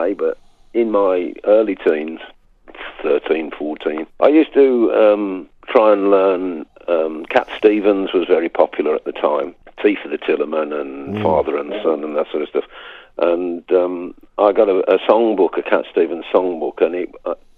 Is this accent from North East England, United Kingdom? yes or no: no; Birmingham, West Midlands, United Kingdom; accent: Brummie; moved away as an adult; also born or lived in Sutton Coldfield; now in France; I'm a Brummie, really. I'm born on the northern side of Birmingham, but lived most of my adult life in Sutton Coldfield.